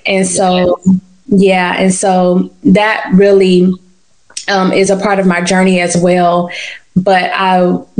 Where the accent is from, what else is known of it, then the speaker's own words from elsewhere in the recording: Tallahassee, Florida, United States; also born or lived in Pensacola, Florida; we just were all born and raised in Tallahassee.